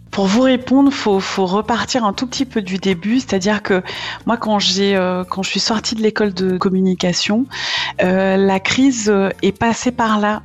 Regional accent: Martinique; moved away as an adult; now in Nord, France; je suis originaire de la Martinique, ça fait 14 ans que je suis euh, dans le Nord

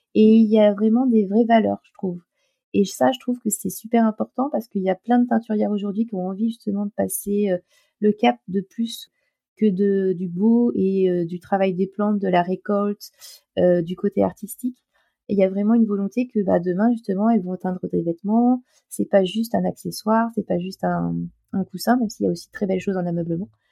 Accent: La Rochelle, Nouvelle-Aquitaine, France; je suis de La Rochelle

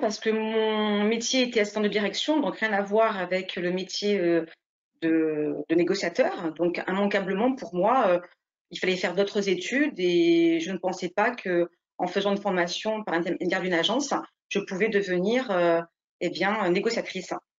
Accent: Nice, Provence-Alpes-Côte d'Azur, France; moved away as an adult; now in Saint-Médard-en-Jalles, France; je suis née à Nice, j'ai fait du coup toutes mes études dans ma ville natale

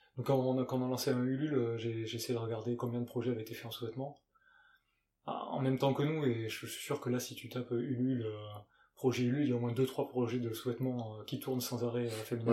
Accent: Gers, Occitania, France; moved away; also born or lived in United Kingdom; je suis né dans le Gers, dans le sud-ouest. Ça s'entend sûrement un petit peu.

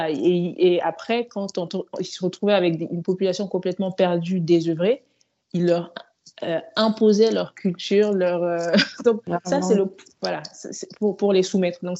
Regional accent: Mali; moved away as an adult; now in France; Donc moi, j'ai grandi au Mali, je suis, venue en France après mon bac euh, à 18 ans.

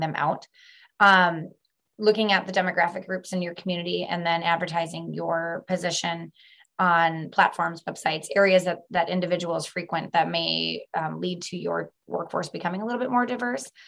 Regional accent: Milwaukee, Wisconsin, United States; moved away as an adult; now in Northwest Wisconsin, United States; I am a transplant. I was born and raised in Milwaukee and found my way at the very tip top of Wisconsin.

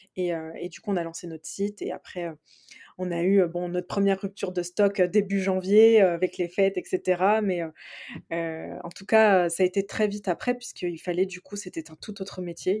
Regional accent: Reims, Grand Est, France; on est originaire de Reims

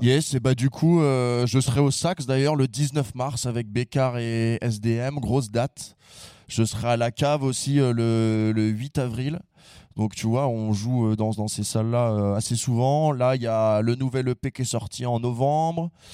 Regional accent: Conflans-Sainte-Honorine, Île-de-France, France; on est de Conflans.

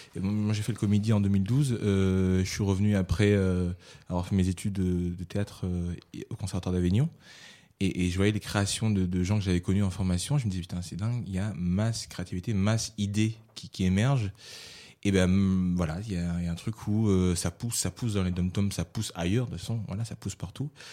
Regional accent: Réunion; moved away as an adult; also born or lived in Paris; j'ai été formé à La Réunion un petit peu. J'étais un comédien voilà, un peu lambda

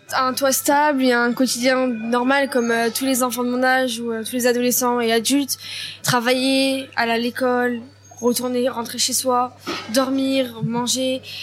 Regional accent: France; nous-mêmes, en tant que Français

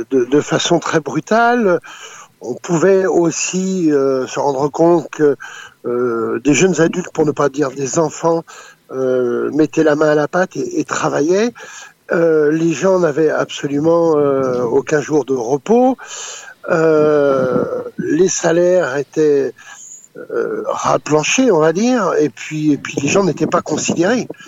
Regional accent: France; born there; also born or lived in Africa; On va dire c'est ma seconde nation puisque je suis né en France. Mais j'ai vécu

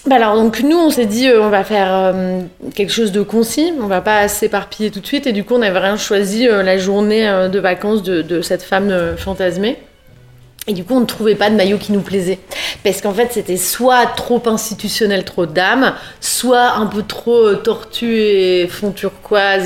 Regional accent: Lille, Hauts-de-France, France; moved away as an adult; now in Paris, France; J'ai grandi dans le Nord, euh, dans une grande famille, euh, comme c'est souvent le cas euh, à Lille

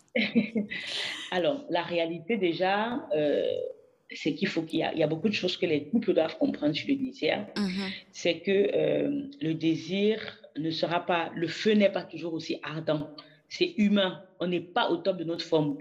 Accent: Cameroon; moved away; also born or lived in France; j'ai eu à cœur de revenir au Cameroun, mon pays d'origine

